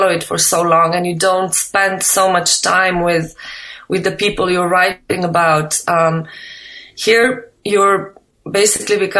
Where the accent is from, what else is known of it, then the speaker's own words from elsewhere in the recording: Slovenia; I'm not from Albania, I'm from Slovenia